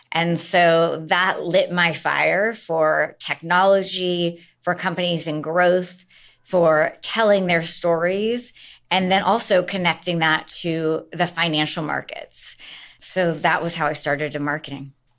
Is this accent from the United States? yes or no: yes; Seattle, Washington, United States; moved away as an adult; I am from Seattle